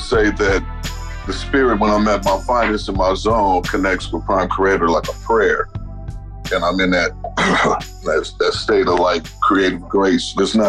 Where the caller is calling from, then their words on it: Los Angeles, California, United States; I'm calling from Los Angeles, California, representing for LA and underground hip hop around the world